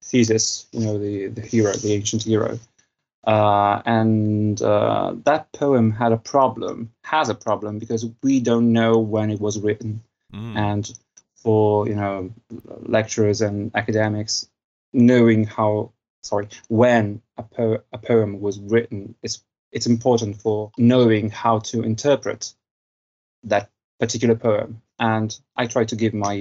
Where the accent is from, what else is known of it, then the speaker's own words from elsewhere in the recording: Italy; I am from Italy.